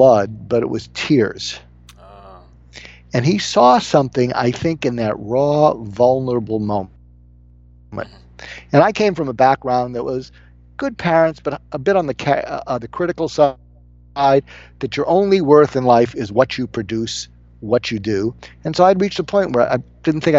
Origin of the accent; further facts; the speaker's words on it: Boston, Massachusetts, United States; I am from Boston